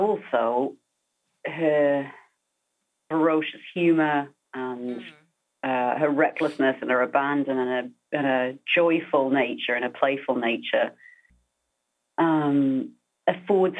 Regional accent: United Kingdom; now in United States; being British as being from anywhere that's not the US

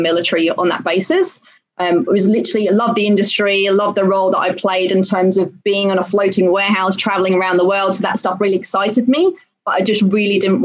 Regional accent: United Kingdom; moved away as an adult; now in Singapore; I'm British born, went to university in the UK

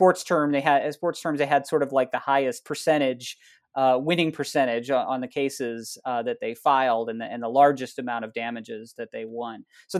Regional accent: Iowa, United States; getting to go and do research in, you know, in local courthouses in towns near where I grew up

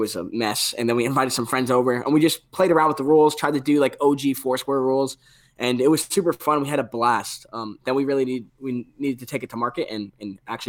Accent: New England, United States; CanJam is huge in New England, where we grew up in Northeast.

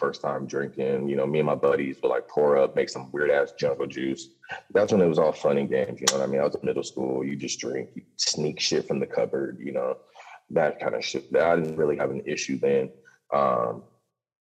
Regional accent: Los Angeles, California, United States; now in Hawaii, United States; I grew up in Los Angeles

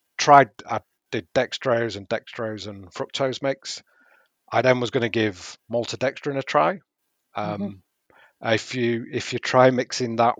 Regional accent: Yorkshire and the Humber, United Kingdom; Being a Yorkshireman

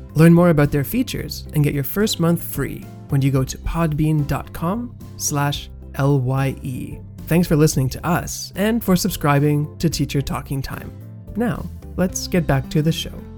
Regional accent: Côte d’Ivoire; I'm from Ivory Coast

